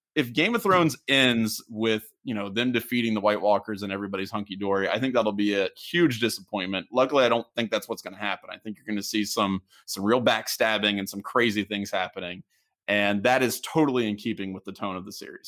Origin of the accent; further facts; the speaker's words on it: Southwestern Ohio, United States; I grew up in Southwestern Ohio